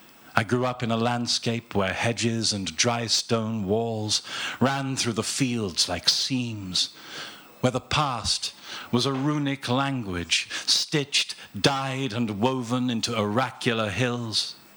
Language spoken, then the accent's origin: English; Slad Valley, Gloucestershire, South West England, United Kingdom; I grew up in Cider with Rosie country